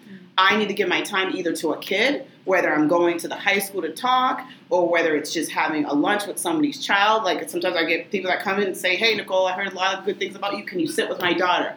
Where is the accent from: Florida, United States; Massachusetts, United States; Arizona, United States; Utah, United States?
Massachusetts, United States; Lynn; also born or lived in Tewksbury; I was born and raised in Lynn. Um, so, I'd say lifelong Linner.